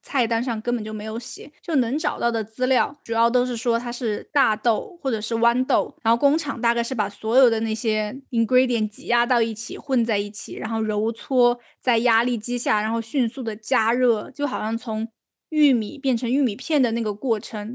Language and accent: Chinese; China; 好像也没有说我们中国人都是心脑血管高发的一个地方啊